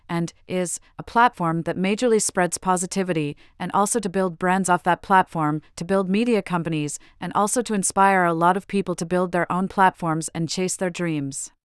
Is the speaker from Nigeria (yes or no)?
yes; Nigeria; I'm Nigerian